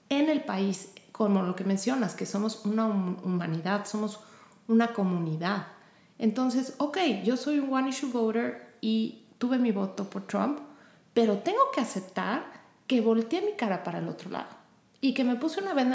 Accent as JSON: {"language": "Spanish", "country": "Mexico", "moved": "yes", "lives_now": "Houston, United States", "said": "en mi caso yo y mi esposo somos mexicanos, mis hijos nacieron aquí"}